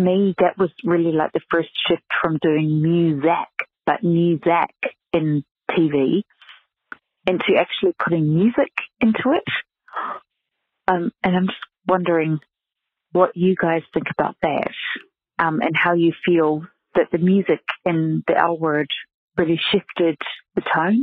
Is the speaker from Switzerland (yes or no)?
yes; Switzerland; I'm from Switzerland.